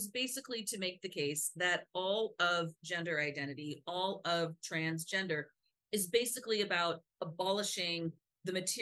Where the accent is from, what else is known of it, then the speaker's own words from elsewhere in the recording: United States; I'm just an American